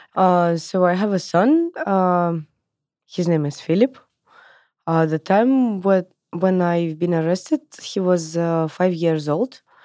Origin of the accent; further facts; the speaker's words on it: Moscow, Russia; I was born in in Moscow, in Russia in nineties